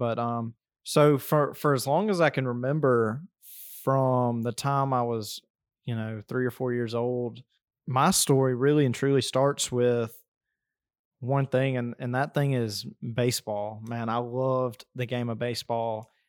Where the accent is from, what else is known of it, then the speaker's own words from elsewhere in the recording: Alabama, United States; I mean, I grew up down here in South Alabama in a very country family. I mean, my grandparents have a farm, and I grew up on the farm for most summers.